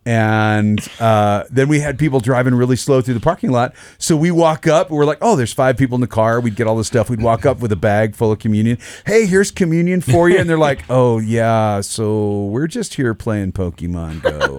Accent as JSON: {"language": "English", "region": "Idaho", "country": "United States", "tie": "born or raised there", "said": "growing up in Idaho"}